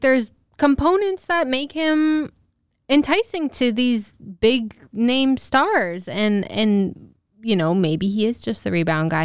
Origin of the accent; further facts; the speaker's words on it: Newport, Rhode Island, United States; my hometown